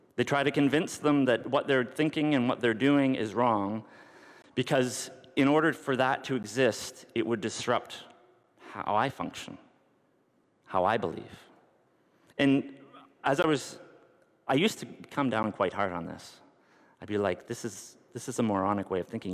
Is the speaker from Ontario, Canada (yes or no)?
yes; North Bay, Ontario, Canada; I grew up in North Bay, and there's a mili- an air base there.